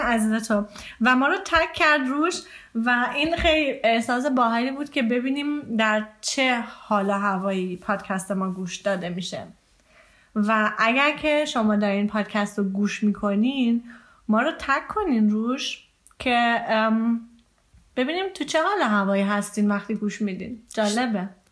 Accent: Iran; now in Germany; من از ایران میام

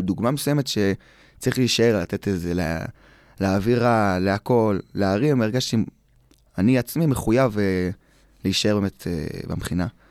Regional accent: Eli, West Bank, Israel

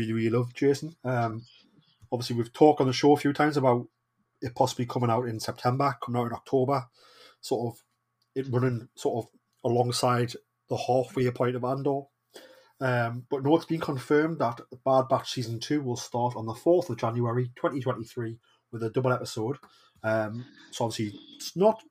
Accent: Newcastle upon Tyne, North East England, United Kingdom; I am the Geordie

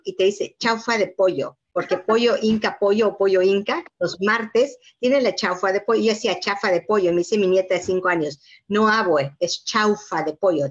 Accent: Yucatán, Mexico; moved away; Yo soy de Yucatán

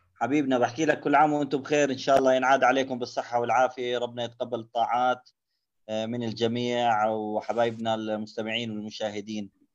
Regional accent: Jordan; عندنا بالاردن

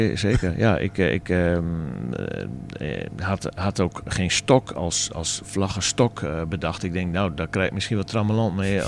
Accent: Groningen, Netherlands; ik als Groninger, Twente supporter

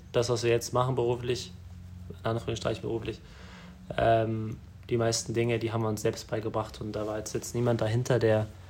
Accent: Germany; wir sind in Deutschland geboren

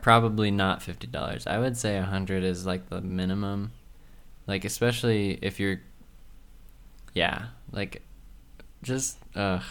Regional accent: southern Utah, United States; I was from the South of Utah

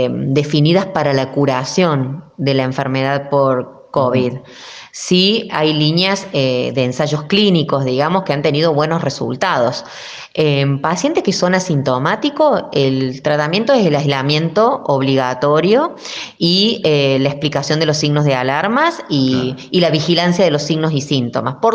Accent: Argentina

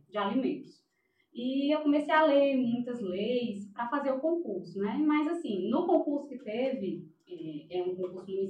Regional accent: Fortaleza, Ceará, Brazil; Eu sou de Fortaleza, no Ceará.

